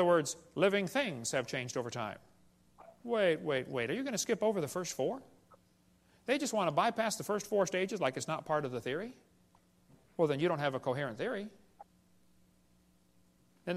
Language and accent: English; Illinois, United States; I grew up in Illinois, corn country